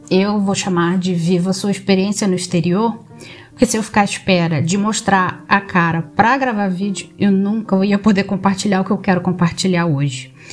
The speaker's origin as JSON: {"language": "Portuguese", "town": "Nova Iguaçu", "region": "Rio de Janeiro", "country": "Brazil", "moved": "yes", "lives_now": "Algarve, Portugal", "said": "Sou de Nova Iguaçu, no Rio de Janeiro. Quem está escutando, que assim espero, vai pensar que eu não tenho sotaque do Rio. É porque eu morei em seis cidades diferentes no Brasil, em diferentes regiões nos Estados Unidos, nos cruzeiros, nos navios, né?"}